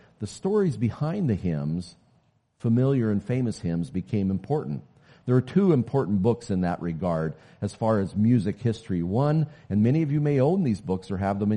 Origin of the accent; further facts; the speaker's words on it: Oklahoma City, Oklahoma, United States; I grew up way down in the South. I'm an Okie, born in Oklahoma City.